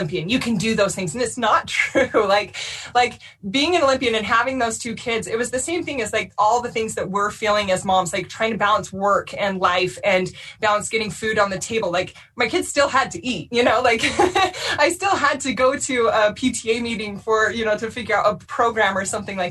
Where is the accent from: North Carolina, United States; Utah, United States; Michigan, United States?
Utah, United States; Orem; I grew up in Orem, Utah